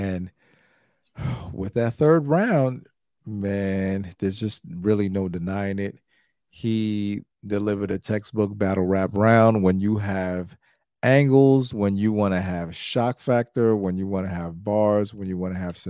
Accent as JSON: {"language": "English", "town": "Brooklyn", "region": "New York", "country": "United States", "said": "I said, I'm from Brooklyn. I'm not going to utter that word, Pap."}